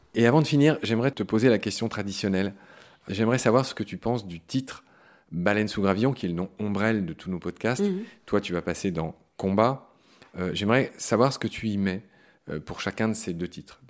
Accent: Pont-à-Mousson, Grand Est, France; le coin où, j'ai grandi, en Meurthe-et-Moselle. Moi, je viens de Pont-à-Mousson

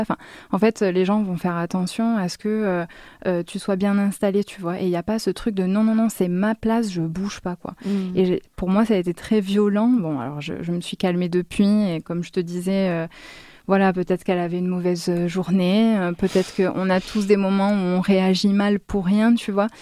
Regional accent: France; moved away as an adult; also born or lived in Egypt; now in Damascus, Syria; je suis française

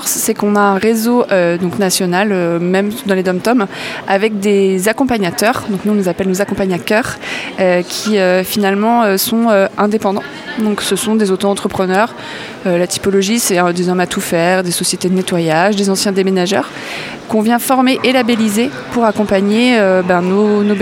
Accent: Auray, Brittany, France; on est originaire de Auray, dans le Morbihan.

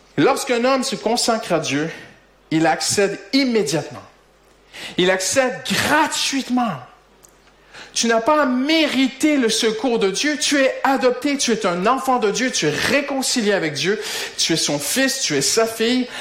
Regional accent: Quebec, Canada; accent: Québécois; moved away as an adult; now in France; mon accent québécois, c'est que ça, même si ça fait 17 ans maintenant, bientôt que nous sommes en France

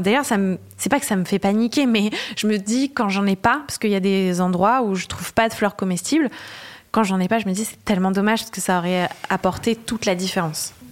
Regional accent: Le Havre, Normandy, France; now in Paris, France; Je viens d'une ville euh, de Normandie, comme tu disais, qui s'appelle Le Havre

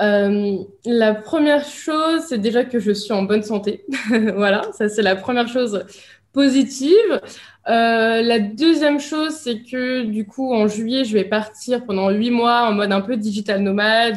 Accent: France; moved away as an adult; now in Dubai, United Arab Emirates; je, quitte la France. Donc je suis partie vivre euh, ici à Dubaï

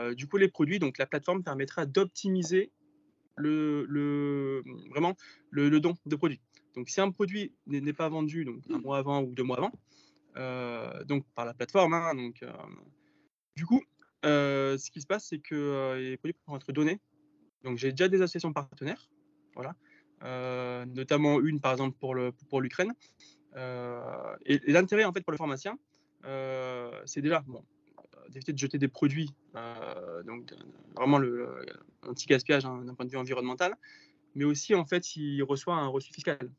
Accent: Var, Provence-Alpes-Côte d'Azur, France; also born or lived in Marseille; je suis originaire du Var et j'habite dans les Alpes-Maritimes

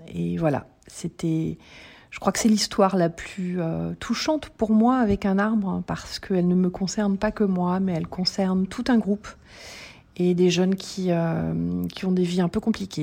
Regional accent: Paris, Île-de-France, France; now in Lauzerte, France; je suis née à Paris et je vis à Lozerte, en Occitanie

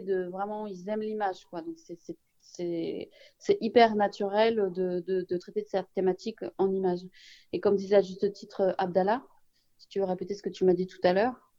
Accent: Saint-Ouen, Île-de-France, France; on est de Saint-Ouen, on est au Donien.

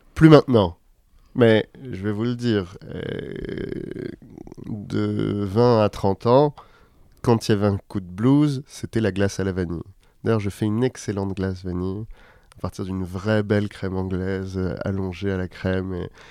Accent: Paris, Île-de-France, France; j'ai grandi à Paris, dans le 12e arrondissement.

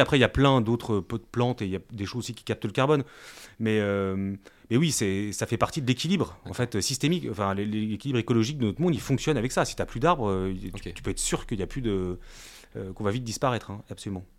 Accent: Brest, Brittany, France; chez nous en Bretagne

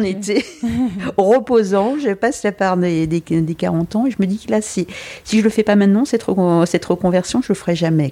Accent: Brittany, France; also born or lived in Lille; now in Paris, France; je suis originaire de Bretagne

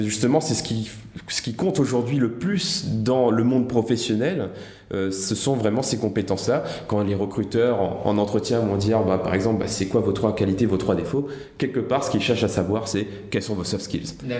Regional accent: La Plaine-des-Palmistes, Réunion; moved away; je viens de l'île de la Réunion. Euh, j'ai grandi dans la plus petite commune de l'île de la Réunion, la plaine des palmistes

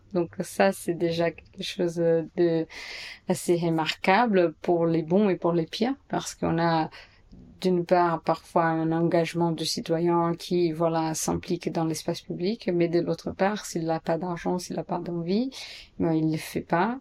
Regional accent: São Paulo, Brazil; French is a second language; moved away as an adult; also born or lived in New York, United States; now in Paris, France; je suis brésilienne, blanche, des classes moyennes et je viens de Sao Paulo

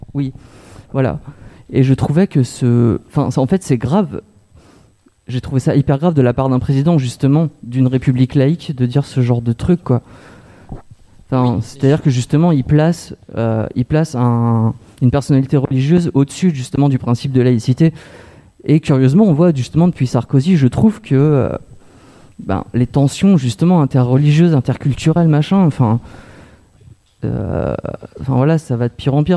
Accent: Creil, Hauts-de-France, France; je viens de Creil, enfin, j'ai grandi dans les années 80

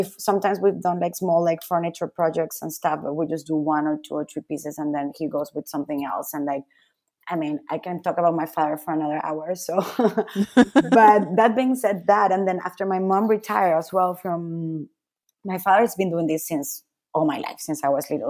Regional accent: Caracas, Capital District, Venezuela; also born or lived in Milan, Italy / Madrid, Spain / Peru; now in New York, United States; I was born and raised in Caracas, in Venezuela.

